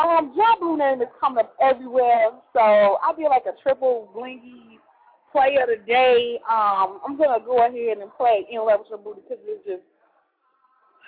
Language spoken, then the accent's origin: English; Chicago, Illinois, United States; I'm from Chicago